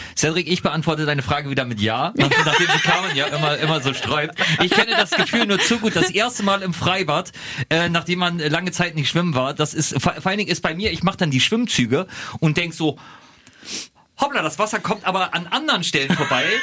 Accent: Lower Saxony, Germany; bei uns in Niedersachsen

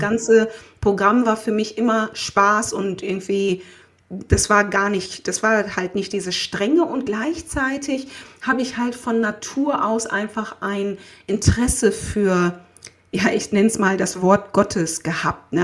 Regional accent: Essen, North Rhine-Westphalia, Germany; also born or lived in Haan / Erkrath / Ghana; Ich bin in Essen-Krei aufgewachsen, bin dann dort, dort zur Schule gegangen

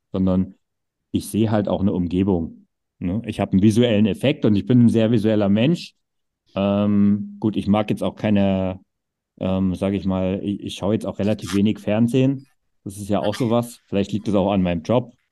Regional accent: East Germany, Germany; groß geworden bin, gab es keine Tennishallen. Das war so ein Zeug, was es einfach im Osten nicht gab.

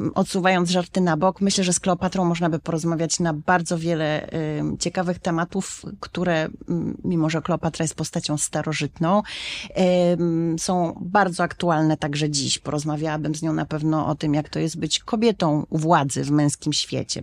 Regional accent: Warsaw, Masovian Voivodeship, Poland; moją małą ojczyzną jest warszawski Żoliborz

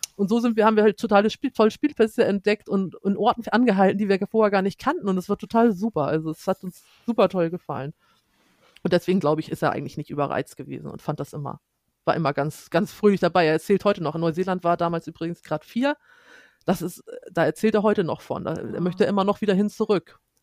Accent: Schleswig-Holstein, Germany; wir kommen aus Schleswig-Holstein

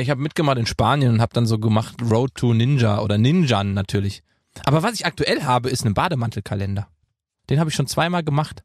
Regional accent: Gießen, Hesse, Germany; moved away; in meiner Heimat in Gießen

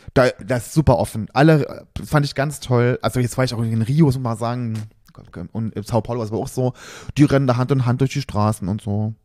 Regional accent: Germany; bei uns in Deutschland

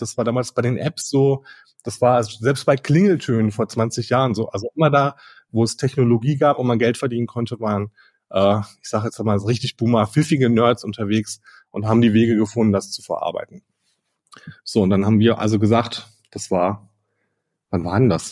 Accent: Ruhr area, North Rhine-Westphalia, Germany; ich bin ein Kind des Ruhrgebiets

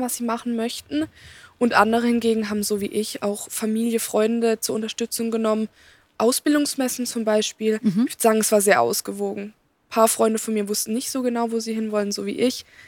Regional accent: Baden-Württemberg, Germany; ich komme auch hier aus der Region

